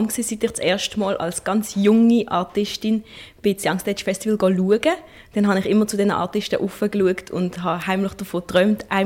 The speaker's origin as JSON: {"language": "German", "town": "Basel", "region": "Basel-Stadt", "country": "Switzerland", "tie": "born there", "said": "ist es besonders natürlich eine große Freude, dass das in Basel stattfindet, weil das ist die Stadt, wo ich geboren bin"}